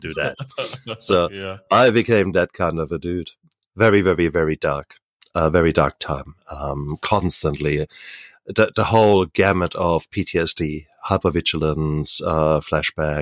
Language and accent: English; Germany; So 1966, born in Germany, and born in the American sector of Germany.